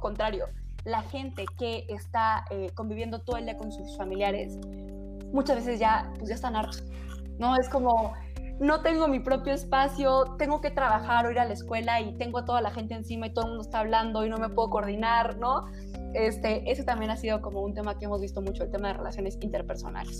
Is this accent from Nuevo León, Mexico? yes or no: no; Chihuahua, Mexico; now in Mexico City, Mexico; yo soy de Chihuahua y de pronto me vine a México a vivir